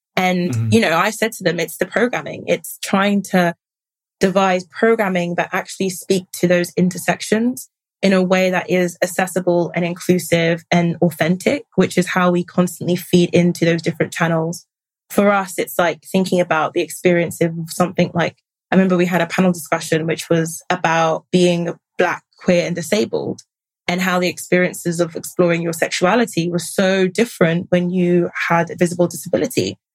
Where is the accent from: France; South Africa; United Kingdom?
United Kingdom; trace back our roots to some form of identity as being Black British